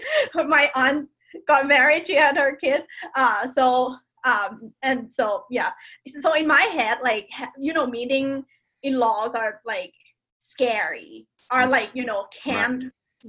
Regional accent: Bangkok, Thailand; now in Pleasanton, United States; I'm from Bangkok, Thailand. I'm now living in Pleasanton, California.

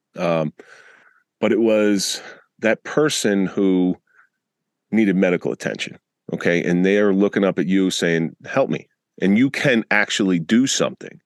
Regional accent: Atlantic City, New Jersey, United States; I grew up in the Atlantic City area in the 80s

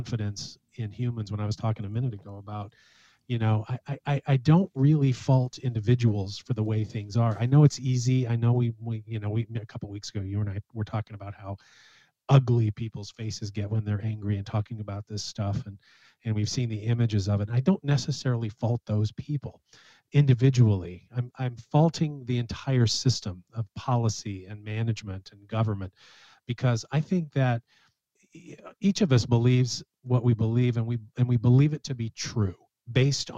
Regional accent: United States; as American citizens

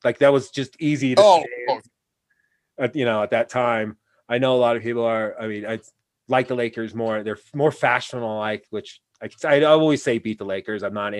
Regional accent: Pacific Northwest, United States; but we're like we're good because we're from the Pacific Northwest, so we're good on that aspect

